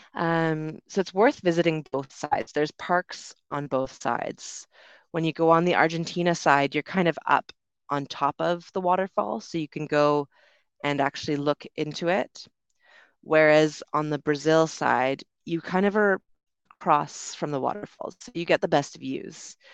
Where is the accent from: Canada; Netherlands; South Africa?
Canada; Vancouver, British Columbia; moved away as an adult; also born or lived in London, United Kingdom; I'm originally from Canada, Vancouver on the West Coast